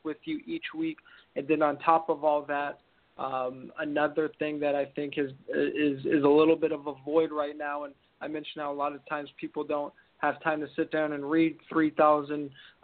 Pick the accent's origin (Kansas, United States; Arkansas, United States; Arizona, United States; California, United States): California, United States; I'm from California